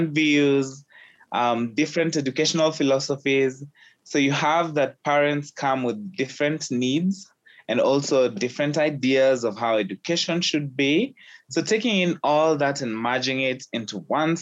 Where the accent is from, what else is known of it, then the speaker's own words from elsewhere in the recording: Kenya; having been born and raised in Kenya